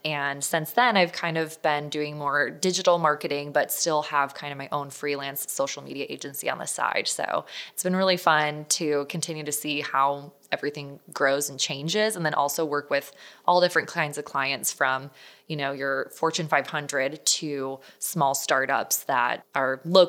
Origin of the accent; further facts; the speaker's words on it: Illinois, United States; So I am originally from the Chicago suburbs, made my way out to ASU. That's where, you know, I've since kind of settled down afterwards. But after college, I moved back to Chicago